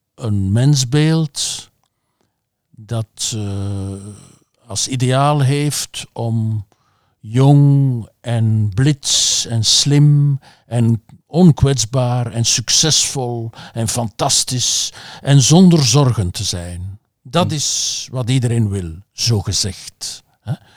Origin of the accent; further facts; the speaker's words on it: Flanders, Belgium; als Vlaming